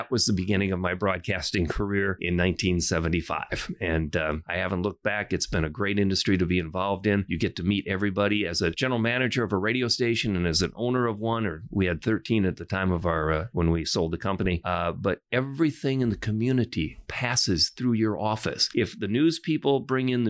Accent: Port Edwards, Wisconsin, United States; I grew up in a small little town called Port Edwards, Wisconsin.

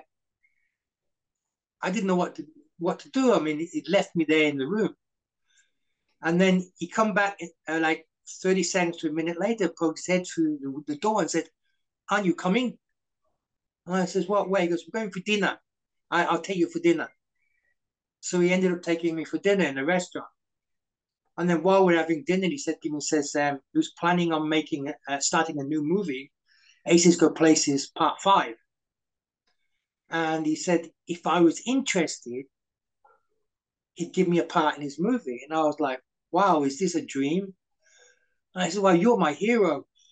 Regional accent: United Kingdom; also born or lived in Malaysia / Coventry / Hong Kong; I'm a British citizen

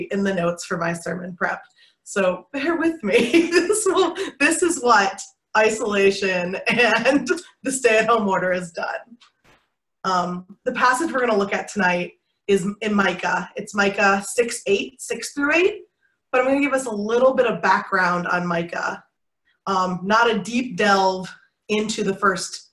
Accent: Michigan, United States; now in Wichita, United States; I grew up in Michigan

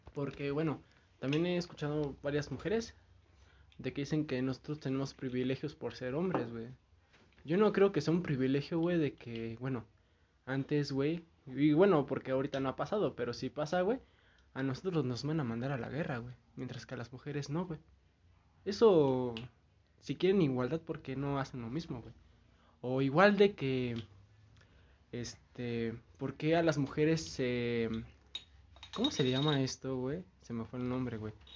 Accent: Mexico; yo soy una persona mexicana, güey. Soy mexicano, me gusta mi país

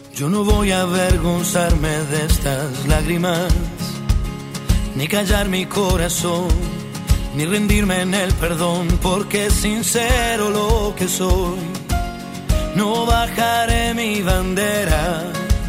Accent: Neuquén, Argentina; esto también nos llena de orgullo como argentinos y neuquinos, Argentina y Neuquén

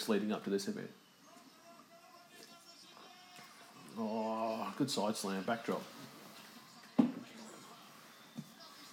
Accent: Melbourne, Victoria, Australia; my hometown of Melbourne

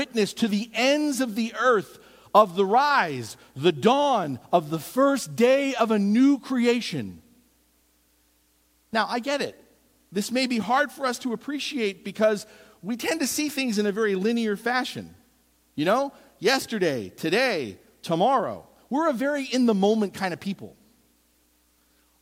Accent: East Coast, United States; moved away; growing up on the East Coast

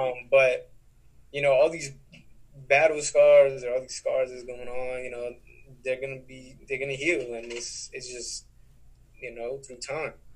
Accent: New York, United States; also born or lived in Texas; I've been here since I was seven

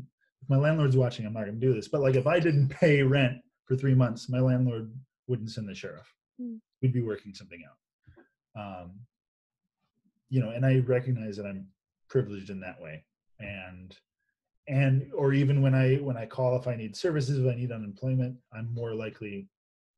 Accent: United States; I'm an American

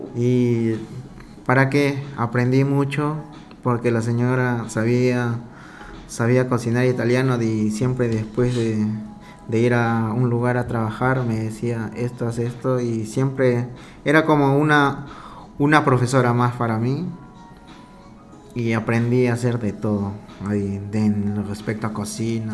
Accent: Peru; moved away as an adult; also born or lived in Italy / France / Spain; now in Dubai, United Arab Emirates; soy peruano, con orgullo, cholo a pura sangre

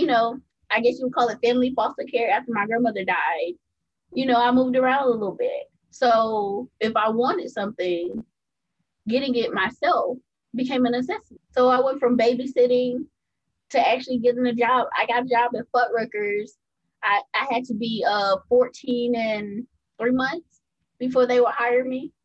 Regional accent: Greenville, South Carolina, United States; also born or lived in Melbourne, Florida / California; I've been in Greenville, South Carolina most of my life. That's where my mom's from, where her family's from. So I grew up being raised

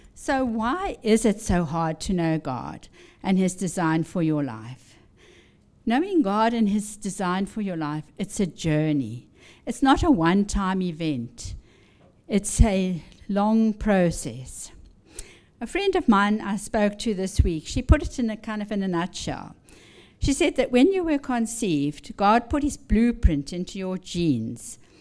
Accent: Zimbabwe; now in Washington, D.C., United States; I was born in Rhodesia, which is now Zimbabwe

